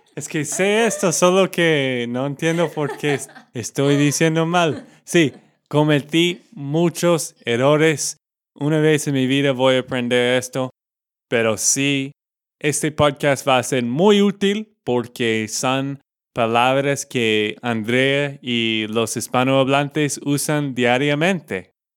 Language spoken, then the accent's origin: Spanish; Texas, United States; Spanish is a second language; now in Colombia; de Texas, Estados Unidos